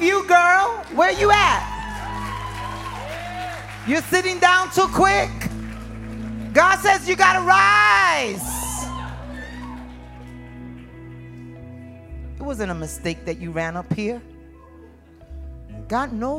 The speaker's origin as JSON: {"language": "English", "town": "New York City", "region": "New York", "country": "United States", "tie": "born or raised there", "said": "When I was a young girl, I was raised in Harlem, New York, where you fought in the streets"}